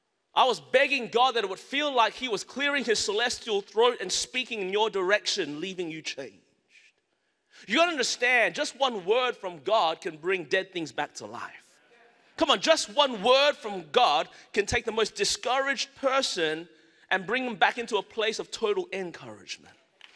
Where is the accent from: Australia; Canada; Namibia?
Australia; Melbourne, Victoria; now in Anderson, United States; I was born and raised in Melbourne, Australia. That's the reason my voice is this way. My mother and father are Malaysian Chinese.